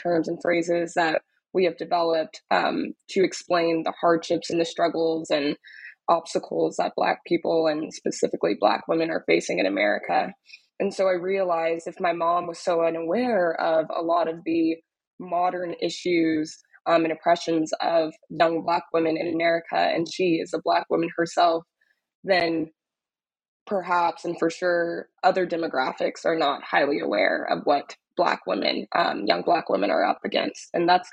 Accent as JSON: {"language": "English", "town": "Dallas", "region": "Texas", "country": "United States", "tie": "born or raised there", "also_born_or_lived": "Austin, Texas", "moved": "as an adult", "lives_now": "New York, United States", "said": "I'm originally from Dallas, Texas, was born and raised in Dallas"}